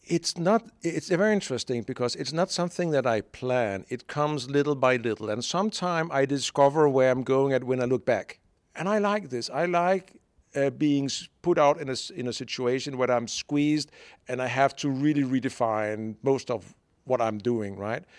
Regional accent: Denmark; moved away as an adult; also born or lived in Brazil / Hungary / United Kingdom; I'm born in Denmark

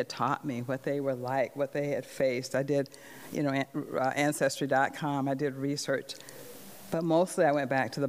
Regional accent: the South, United States; the early years of growing up in the South

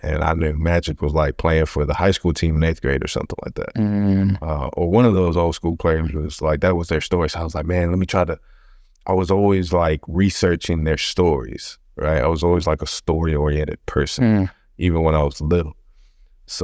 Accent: Houston, Texas, United States; I grew up on the north side of Houston. You know, family never came from like big means. You're always like a lower working class family. You know, basically grew up on North Main.

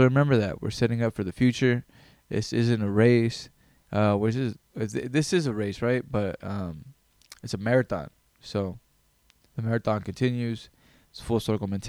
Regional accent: Greenville, California, United States; I grew up in Greenville, California.

